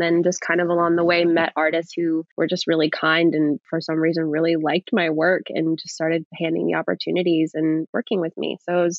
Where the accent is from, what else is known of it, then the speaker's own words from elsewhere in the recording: Midwest, United States; also born or lived in Minneapolis; being from the Midwest, like never having been to LA or New York City